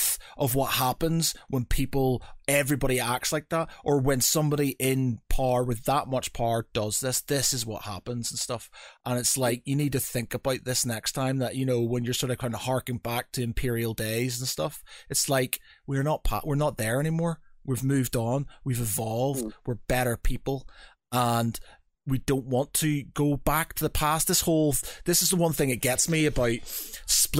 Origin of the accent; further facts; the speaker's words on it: Northern Ireland, United Kingdom; I come from Northern Ireland.